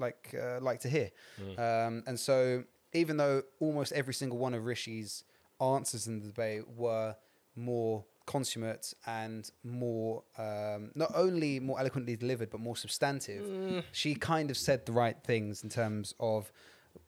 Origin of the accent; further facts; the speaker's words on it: England, United Kingdom; I'm from the Midlands.